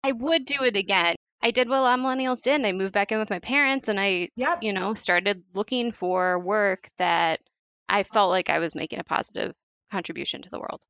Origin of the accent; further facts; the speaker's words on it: St. Paul, Minnesota, United States; moved away as an adult; also born or lived in Chicago, Illinois; now in Wisconsin, United States; I grew up in St. Paul, Minnesota